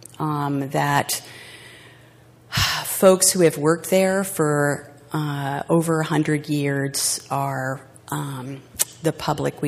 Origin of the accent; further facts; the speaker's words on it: New Jersey, United States; my home state, the Garden State, as we like to call it, New Jersey